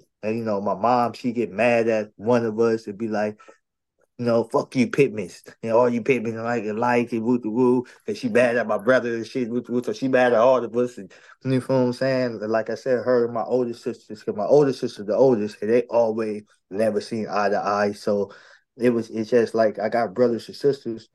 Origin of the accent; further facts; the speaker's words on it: San Diego, California, United States; also born or lived in Chicago, Illinois; I was raised right here, California, San Diego, in the North Park area